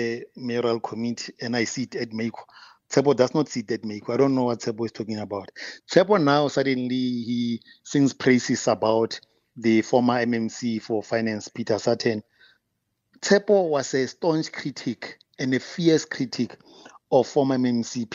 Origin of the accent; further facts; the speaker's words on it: Pretoria, Gauteng, South Africa; I'm also from Tshwane. You know, my parents are also in Mabopane